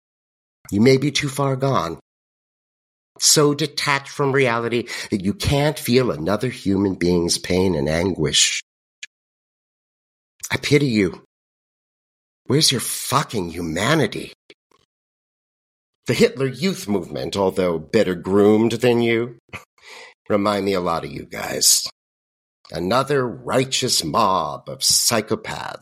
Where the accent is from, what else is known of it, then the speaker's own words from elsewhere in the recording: United States; I'm also an American